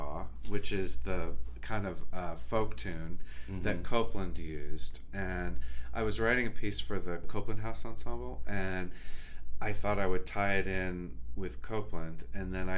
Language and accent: English; Texas, United States; I'm a Texan